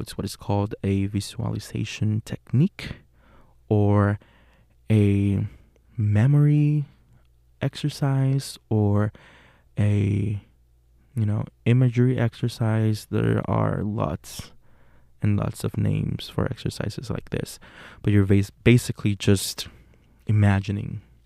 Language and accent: English; Puerto Rico; born or raised there; English is a second language; moved away as an adult; now in Pittsburgh, United States